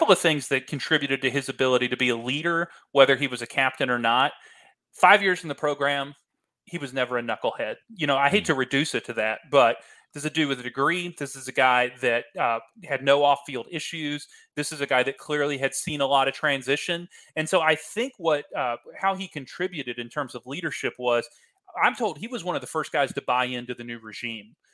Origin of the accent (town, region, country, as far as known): Iowa, United States; born or raised there